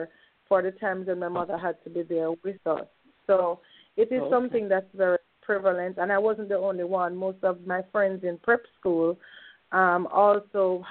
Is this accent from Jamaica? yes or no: yes; Jamaica; I am born and raised in Jamaica, West Indies, on the beautiful island of Jamaica, West Indies